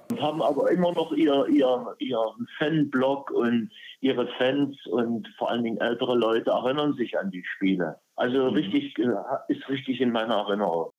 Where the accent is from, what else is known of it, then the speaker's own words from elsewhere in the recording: Knaschwitz, Saxony, Germany; moved away as an adult; also born or lived in Leipzig; now in Portugal; Knaschwitz ist mein Geburtsort, auch meine Heimat. Das liegt fünf Kilometer entfernt von dieser herrlichen Stadt Bautzen. Dort bin ich geboren, zur Schule gegangen, groß geworden